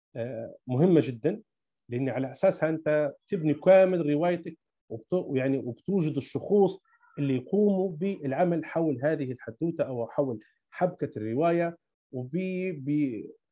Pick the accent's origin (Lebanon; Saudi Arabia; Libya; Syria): Libya; كاتب ليبي